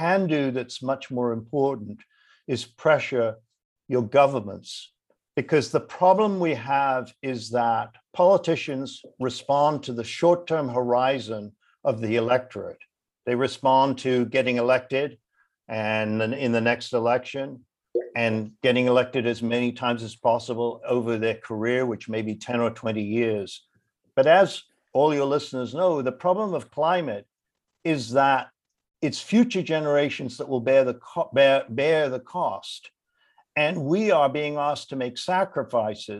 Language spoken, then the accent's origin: English; London, United Kingdom; moved away; I grew up in London, and I used to go to the Lake District in the 1950s to spend my summers there